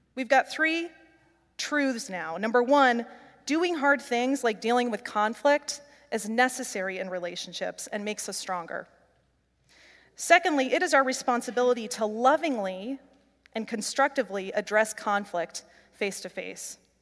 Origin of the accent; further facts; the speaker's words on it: Midwest, United States; growing up in the Midwest